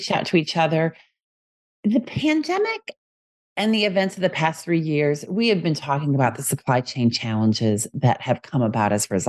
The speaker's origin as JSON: {"language": "English", "country": "United States", "accent": "American English", "said": "as an American English speaker"}